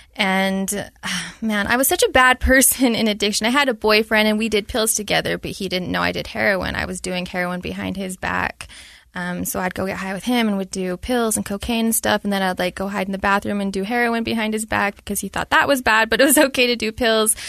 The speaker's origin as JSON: {"language": "English", "region": "Utah", "country": "United States", "tie": "born or raised there", "said": "Born and raised, lived there my entire life, Utah County"}